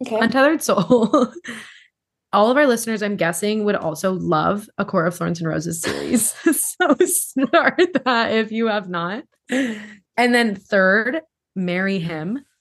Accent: Hawaii, United States; growing up in Hawaii

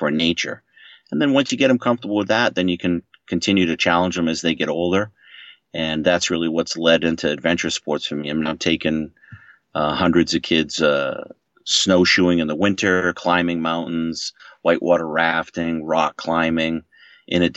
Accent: Maine, United States; moved away as an adult; now in Boston, United States; I grew up in Maine

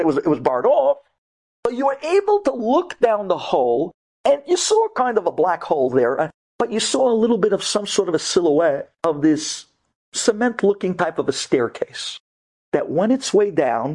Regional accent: United States; when you grow up in America

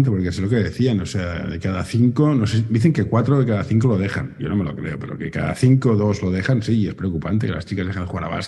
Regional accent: Barcelona, Catalonia, Spain; Sí, yo soy del Carmelo.

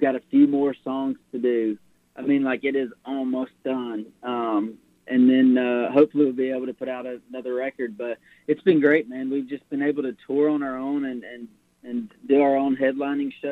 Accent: Georgia, United States; I'm from Georgia

